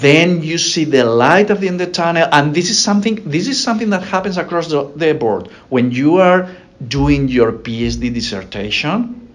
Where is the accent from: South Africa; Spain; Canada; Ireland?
Spain; Alicante, Valencian Community; moved away as an adult; now in United States; It's my hometown in Alicante is a small town.